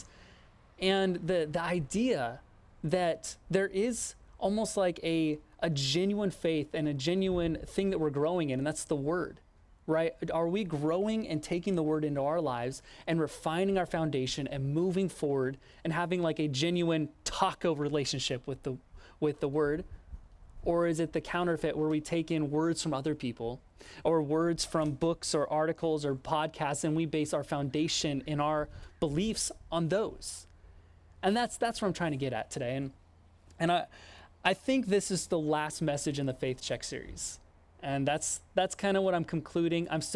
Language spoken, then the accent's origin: English; Oregon, United States; moved away as an adult; also born or lived in Los Angeles, California; growing up in Oregon